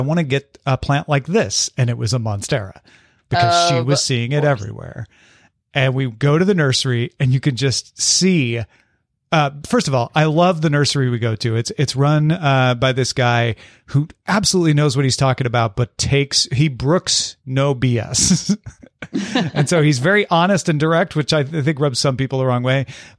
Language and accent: English; Midwest, United States; Molly, we grew up in the Midwest.